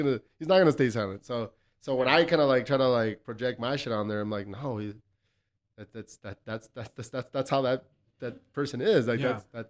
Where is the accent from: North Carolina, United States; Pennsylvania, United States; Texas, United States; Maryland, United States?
Texas, United States; El Paso; I grew up in Southside El Paso.